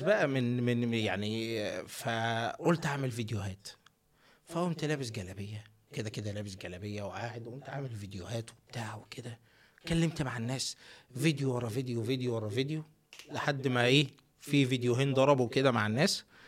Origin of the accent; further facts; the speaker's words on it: Minya, Minya Governorate, Egypt; moved away; also born or lived in Netherlands; انا ده من المنيا